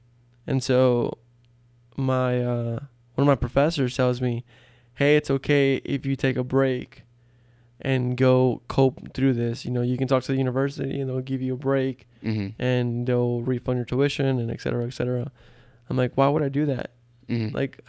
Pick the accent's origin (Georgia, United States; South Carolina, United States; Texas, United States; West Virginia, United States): Texas, United States; You know, growing up in South Texas, not a lot of opportunity there, according to statistics.